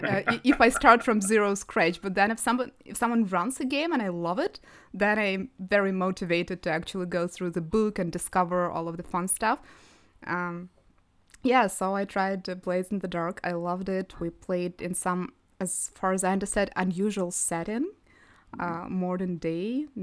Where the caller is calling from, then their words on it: Kyiv, Ukraine; I'm joining from Kyiv, Ukraine.